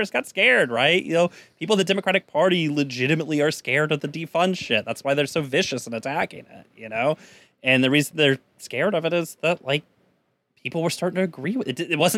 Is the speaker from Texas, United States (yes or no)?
yes; San Antonio, Texas, United States; In my hometown of San Antonio, we elected not one, but 2 socialists to the city council